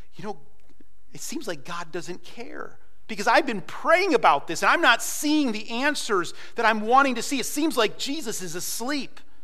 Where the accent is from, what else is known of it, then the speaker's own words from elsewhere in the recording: United States; moved away as an adult; now in Ukraine; I'm an American